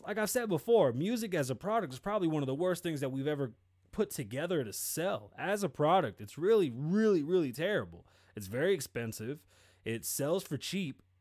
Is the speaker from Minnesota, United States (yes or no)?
no; Nevada, United States; I'm from Nevada.